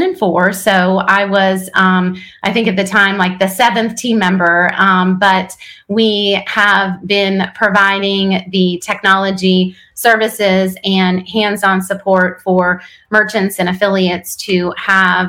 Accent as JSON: {"language": "English", "town": "Wilkes-Barre", "region": "Pennsylvania", "country": "United States", "tie": "born or raised there", "moved": "yes", "lives_now": "North Carolina, United States", "said": "I was born in Wilkes-Barre, Pennsylvania."}